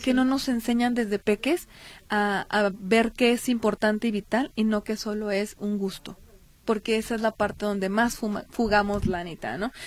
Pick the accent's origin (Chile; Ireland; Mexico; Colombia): Mexico; Nuestra obligación como mexicanos